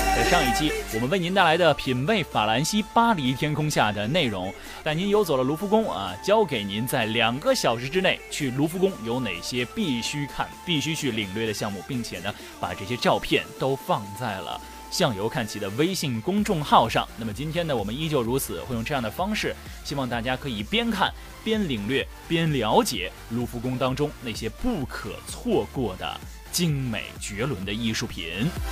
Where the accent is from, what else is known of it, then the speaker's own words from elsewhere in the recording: China; 对于我们中国人来说